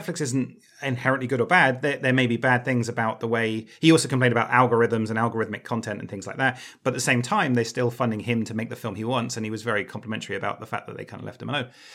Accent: United Kingdom; as a Brit

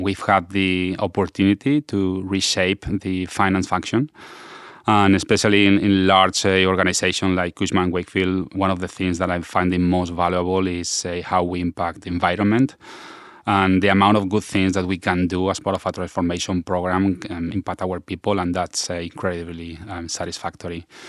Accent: Spain; now in Washington, D.C., United States; I'm from Spain, now based out of, eh, Washington, D C.

